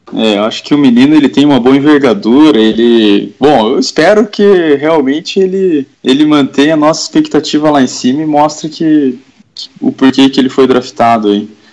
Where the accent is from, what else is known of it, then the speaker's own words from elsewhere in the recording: Curitiba, Paraná, Brazil; sou aqui de Curitiba